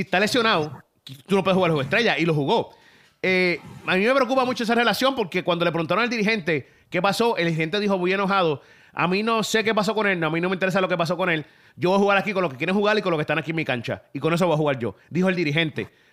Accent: Caguas, Puerto Rico; yo soy de Cagua

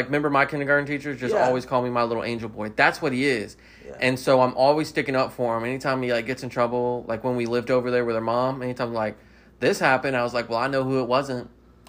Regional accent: Mobile, Alabama, United States; I don't sound Southern. I was born and raised in Mobile.

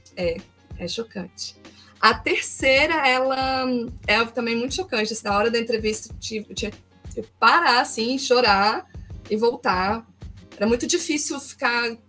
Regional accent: Brasília, Federal District, Brazil; also born or lived in Porto Alegre; eu sou de Brasília, estou ah, morando tá. aqui agora, mas eu Deixa morei em Porto Alegre uhum. seis, seis anos. Voltei para cá agora em novembro.

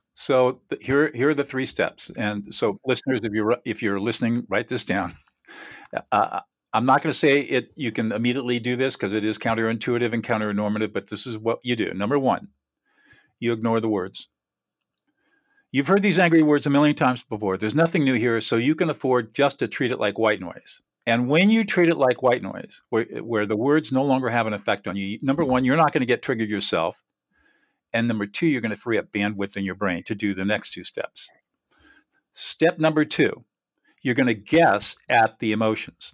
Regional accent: Southern California, United States; also born or lived in New Hampshire; born and raised in Southern California

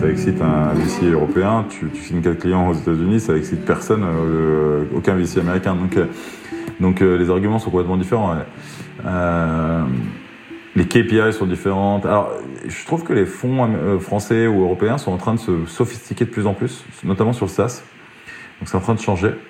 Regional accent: France; Moi, je suis un fervent partisan de dire qu'il faut qu'on arrête de se flageller et de dire qu'on est français.

